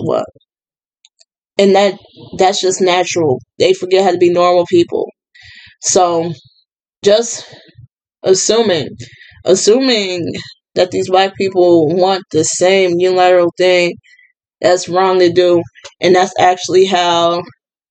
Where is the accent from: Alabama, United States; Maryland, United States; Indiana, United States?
Indiana, United States; Gary; I am from Gary